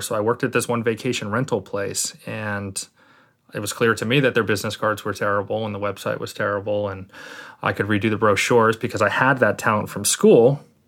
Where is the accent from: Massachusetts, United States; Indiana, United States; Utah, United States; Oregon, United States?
Massachusetts, United States; Martha's Vineyard; also born or lived in Lynn, Massachusetts; now in New Jersey, United States; I grew up on Martha's Vineyard.